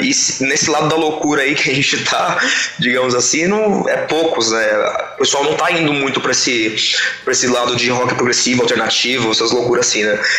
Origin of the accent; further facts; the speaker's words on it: East Zone, São Paulo, Brazil; a gente é da região de, da Zona Leste aqui